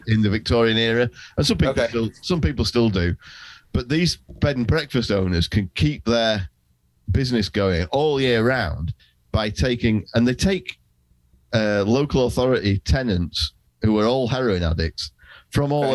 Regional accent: England, United Kingdom; as an Englishman visiting Ireland

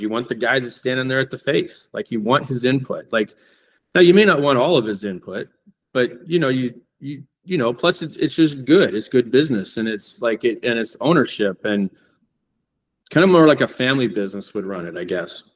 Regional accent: Coeur d'Alene, Idaho, United States; when I grew up here in Coeur d'Alene

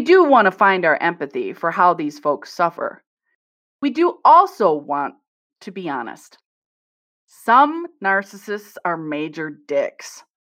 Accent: Midwest, United States; I'm from the Midwest, so I could tease my people

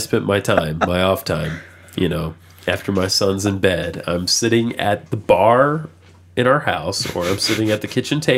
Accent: the South, United States; now in Nashville, United States; I'm from the South

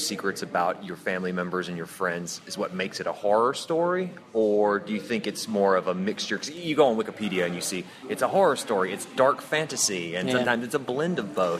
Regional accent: Deep South, United States; I come from the Deep South.

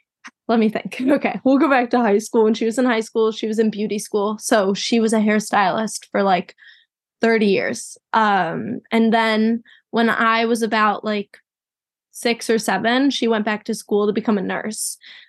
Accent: Chicago, Illinois, United States; Chicago, Illinois.

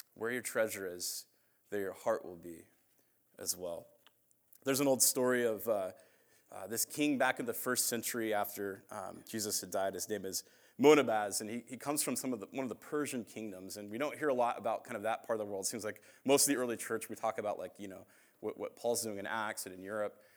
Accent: Phoenix, Arizona, United States; also born or lived in Indiana; I'm from Phoenix

